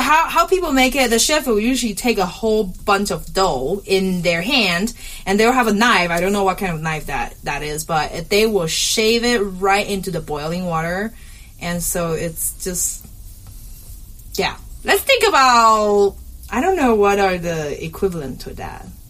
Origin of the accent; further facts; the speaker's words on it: southern Taiwan, Taiwan; And then I grew up in, in, in Taiwan, southern Taiwan